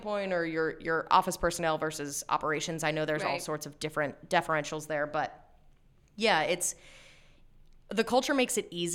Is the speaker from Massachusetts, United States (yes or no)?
no; Lancaster, Pennsylvania, United States; also born or lived in Shippensburg, Pennsylvania; I was born and raised in Lancaster, went to Hempfield, went to Shippensburg, which is only about an hour and 20 minutes up the road, and then came right back